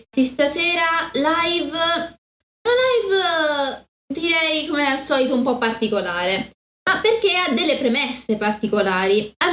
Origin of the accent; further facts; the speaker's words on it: Spain; Italian is a second language; della Sierra tra l'altro cose così, sono spagnola.